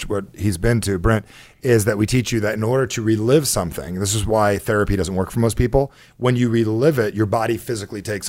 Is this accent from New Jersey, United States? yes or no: yes; New Jersey, United States; I'm from Jersey